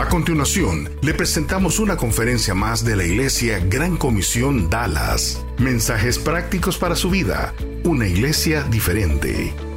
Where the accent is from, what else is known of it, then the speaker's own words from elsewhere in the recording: Honduras; moved away; yo crecí en Honduras